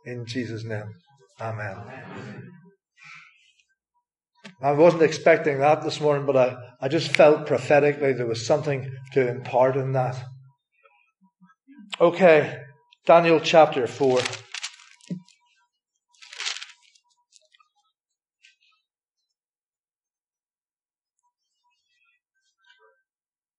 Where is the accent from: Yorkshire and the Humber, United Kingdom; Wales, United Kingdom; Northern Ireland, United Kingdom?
Northern Ireland, United Kingdom; moved away; if you don't know where I'm from, it's from Northern Ireland